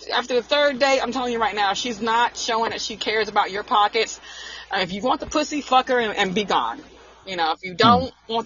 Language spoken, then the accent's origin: English; Arkansas, United States; moved away as an adult; also born or lived in Newport News, Virginia; I'm from the country. I'm from Arkansas.